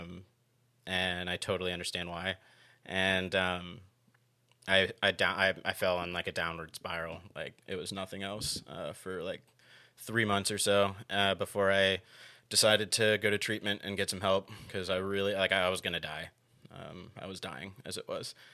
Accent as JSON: {"language": "English", "town": "Gainesville", "region": "Florida", "country": "United States", "tie": "born or raised there", "said": "I was born and raised here in Gainesville, Florida"}